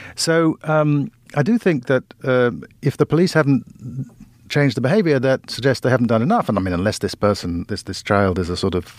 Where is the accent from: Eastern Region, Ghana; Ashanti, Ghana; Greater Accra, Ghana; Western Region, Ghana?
Ashanti, Ghana; Kumasi; I grew up in a place where, I grew up in Kumasi in Ghana, in a place where every adult was auntie this or uncle that, and everybody was in charge of you.